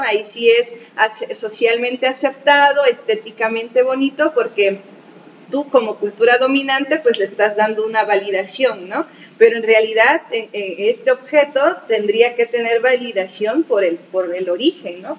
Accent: Asunción Ixtaltepec, Oaxaca, Mexico; nuestra familia, pues nosotros somos de Ixtaltepec, el origen es ahí

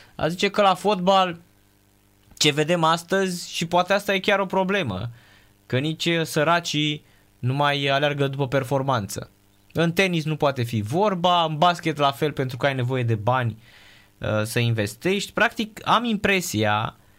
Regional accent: Craiova, Dolj, Romania; now in Bucharest, Romania; eu vin din Craiova

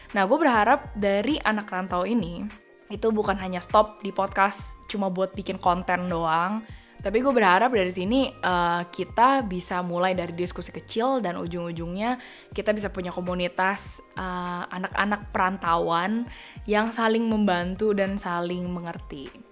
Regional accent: Jakarta, Indonesia; accent: Jakarta; moved away as an adult; also born or lived in Perth, Australia; gue doang yang anak Jakarta sendirian di sini

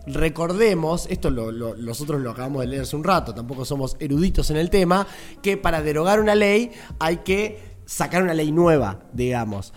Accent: Argentina; nosotros siempre como argentinos, argentinas

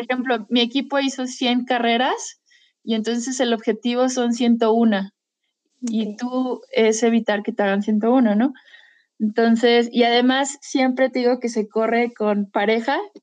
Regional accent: Mexico; soy mexicana

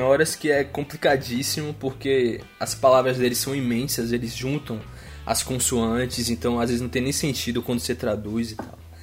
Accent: Feira de Santana, Bahia, Brazil; first language Portuguese; moved away as an adult; now in Düsseldorf, Germany; fiz iniciação científica ainda na minha cidade natal e direcionei meu segundo estágio lá no nosso, na nossa universidade em Feira de Santana

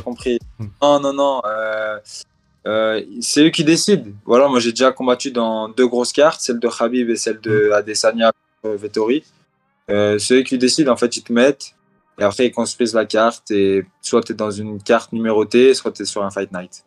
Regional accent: France; Je suis un Algérien qui est né en France, mais je représente la France maintenant

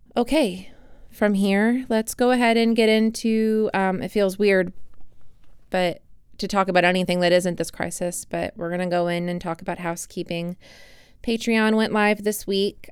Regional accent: United States; as an American citizen

